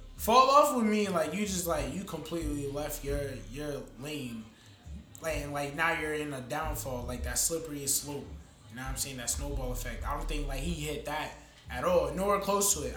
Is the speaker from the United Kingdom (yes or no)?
no; Florida, United States; moved away as an adult; also born or lived in Long Island, New York; now in New Jersey, United States; I'm more from uh, Florida. If anything, I probably spent the most of my life in Florida, but I moved up here about four or five years ago